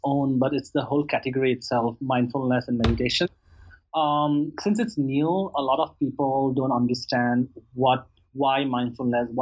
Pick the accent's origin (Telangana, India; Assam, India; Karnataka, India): Assam, India; also born or lived in New York; now in San Francisco, United States; It's my homeland. It's state in India